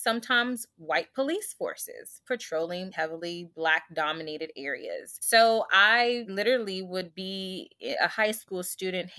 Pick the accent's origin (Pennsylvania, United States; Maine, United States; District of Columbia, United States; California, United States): District of Columbia, United States; Washington; also born or lived in Virginia / Des Moines, Iowa; I am a very proud third generation native Washingtonian, a product of the DC public school system